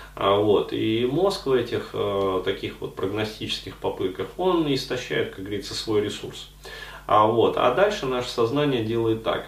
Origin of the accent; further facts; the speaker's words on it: Ufa, Bashkortostan, Russia; now in Moscow, Russia; ездил к себе там в родной город Уфу